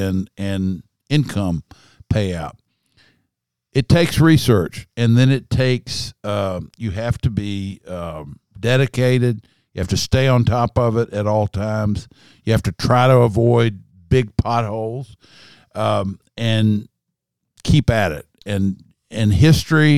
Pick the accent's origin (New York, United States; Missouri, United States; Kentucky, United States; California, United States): Kentucky, United States; I'm a guy from Kentucky.